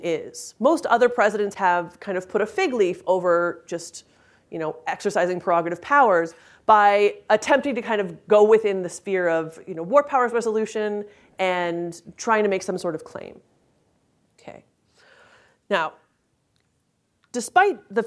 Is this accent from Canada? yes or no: yes; Canada; I'm Canadian